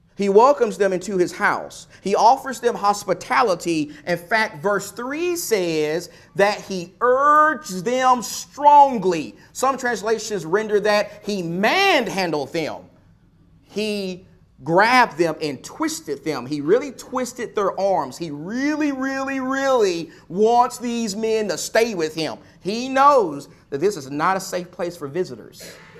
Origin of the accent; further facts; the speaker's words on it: Texas, United States; my home state of Texas